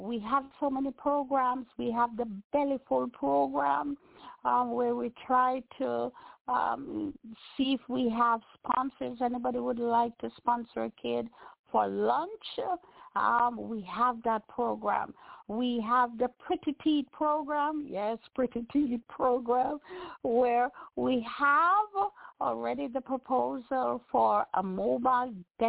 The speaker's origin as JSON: {"language": "English", "town": "Bog Walk", "region": "Saint Catherine", "country": "Jamaica", "tie": "born or raised there", "said": "Being Jamaican, being a little barefoot girl who usually sell on the bog walk road"}